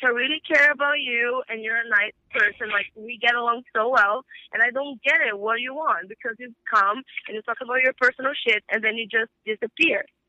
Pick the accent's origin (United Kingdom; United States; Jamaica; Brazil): Brazil; moved away; my grandma in back in, in Brazil, because I'm from Brazil